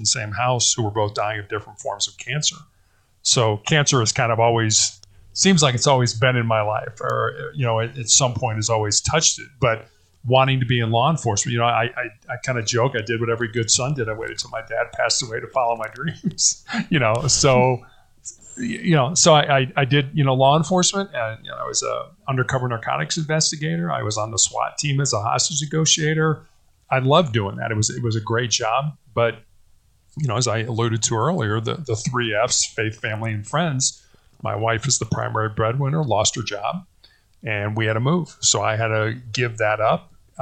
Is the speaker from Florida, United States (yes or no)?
no; Chicago, Illinois, United States; I born and raised in Chicago, Illinois, oldest of three boys